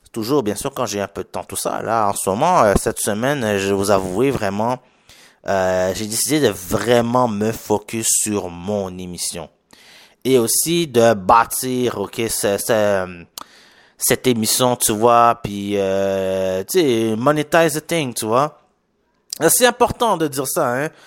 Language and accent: French; Quebec, Canada; accent: Haitian; est-ce que vous voyez par mon accent que je suis un peu haïtien? Ouais, je suis un Québécois d'origine haïtienne.